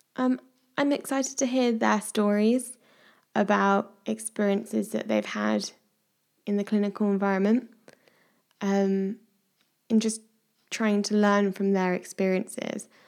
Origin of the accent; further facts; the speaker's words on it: Midlands, United Kingdom; now in Devon, United Kingdom; I am currently living in Devon, but I'm originally from the Midlands.